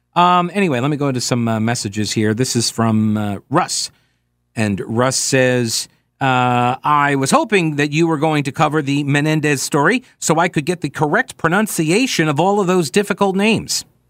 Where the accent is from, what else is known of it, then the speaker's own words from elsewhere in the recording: United States; I am an American